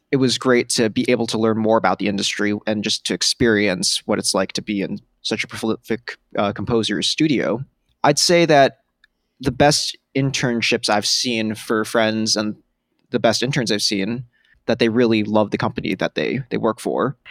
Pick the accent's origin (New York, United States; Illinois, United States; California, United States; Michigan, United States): New York, United States; New York City; I grew up on the Upper West Side in Manhattan